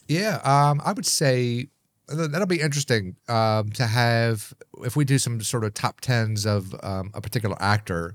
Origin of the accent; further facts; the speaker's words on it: Maryland, United States; also born or lived in Hawaii; my hometown in Maryland